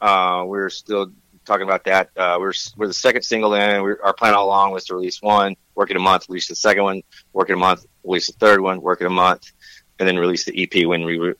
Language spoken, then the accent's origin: English; Tennessee, United States; Man, I'm an East Coast guy, man. I'm from Tennessee.